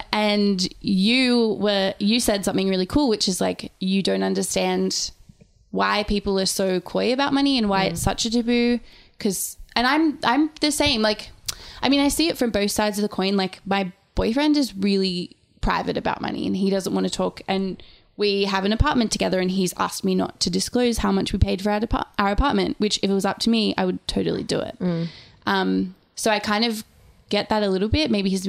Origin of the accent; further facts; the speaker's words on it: Sydney, New South Wales, Australia; I mean, as said, we are writers from Sydney. So we are doing the profession that is probably paid least in the city that is the most expensive in the world.